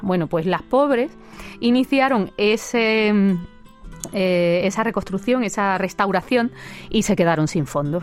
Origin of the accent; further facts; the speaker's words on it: Málaga, Andalusia, Spain; soy de Málaga, pero mi marido es granaíno